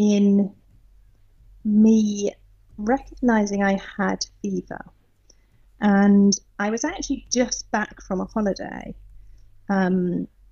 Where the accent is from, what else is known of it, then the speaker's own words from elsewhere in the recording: south coast of England, United Kingdom; moved away as an adult; now in Potsdam, Germany; I think you can probably tell that I'm British. So I grew up on the south coast of England and moved out to Germany in 2006